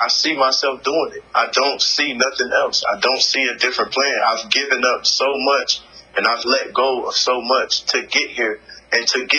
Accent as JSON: {"language": "English", "town": "Chicago", "region": "Illinois", "country": "United States", "tie": "born or raised there", "said": "In Chicago. {S0} Oh, nice. {S1} In my hometown."}